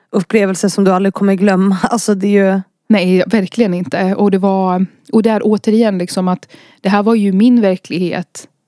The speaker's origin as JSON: {"language": "Swedish", "country": "Iraq", "lives_now": "Sweden", "said": "jag talar ju arabiska och kan kulturen för att jag är från Irak. Eh, men jag är också svensk."}